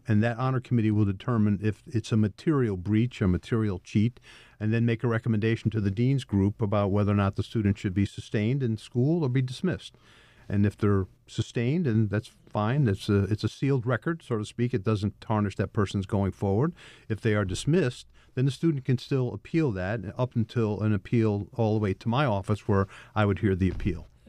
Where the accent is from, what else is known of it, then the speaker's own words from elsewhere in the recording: Troy, New York, United States; also born or lived in Pittsburgh, Pennsylvania; I'm a local person, born and raised in Troy, New York